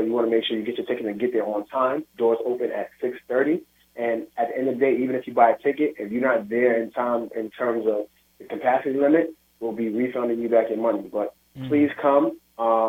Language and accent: English; New York City, New York, United States; I grew up in the Williamsburg Projects, single mother, father got killed when I was young.